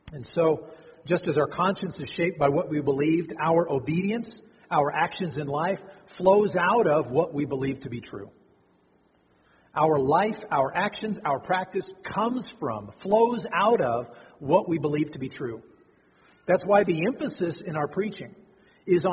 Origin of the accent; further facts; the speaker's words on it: United States; as American Christians raised in a different context